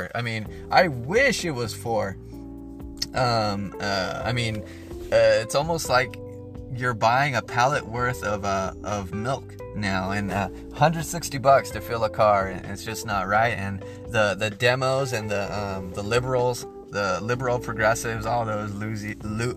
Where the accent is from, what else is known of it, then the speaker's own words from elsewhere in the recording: United States; as being an American, as being a part of this great nation